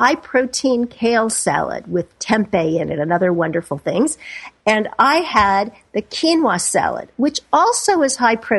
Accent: Kansas City, Missouri, United States; I grew up in Kansas City

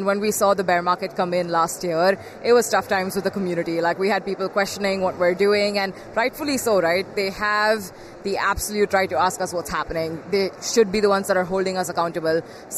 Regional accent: India; I'm 21 years old. I'm from India. I'm a woman, but I'm still at the same level as like everyone that's here.

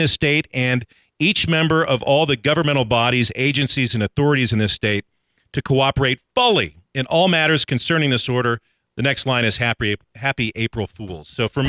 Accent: Napa, California, United States; where I grew up in Napa, California.

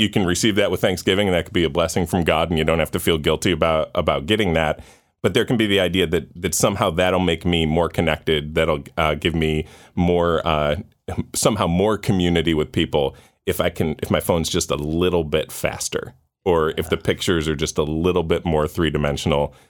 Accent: Orchard Park, New York, United States; I grew up in Orchard Park, um, outside of Buffalo

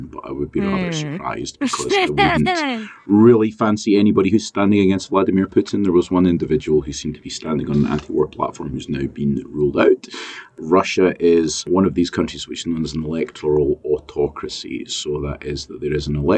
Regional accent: United Kingdom; accent: British; now in Australia; as you can probably tell given my accent

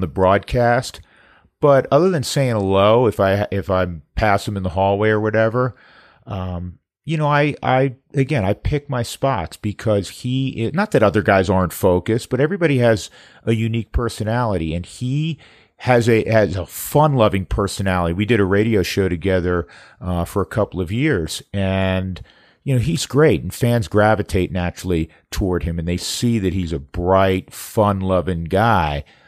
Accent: New York, United States; moved away; I'm from New York

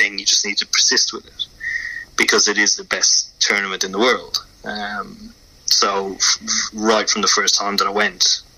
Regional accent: Ireland; moved away; playing cricket in Ireland was a challenge within itself

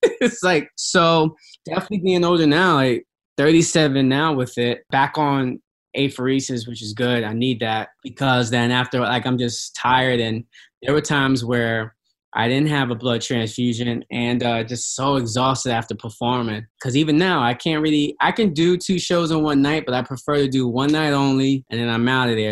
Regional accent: New York, United States; I was from New York, kids from uh, downtown, uptown, Brooklyn

